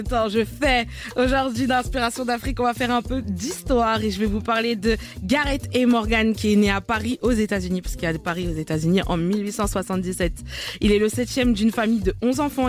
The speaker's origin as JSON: {"language": "French", "country": "Morocco", "said": "je suis marocaine"}